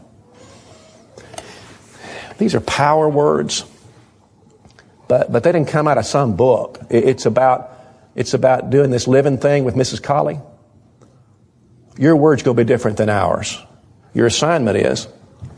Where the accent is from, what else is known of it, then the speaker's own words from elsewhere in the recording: the South, United States; We're from the South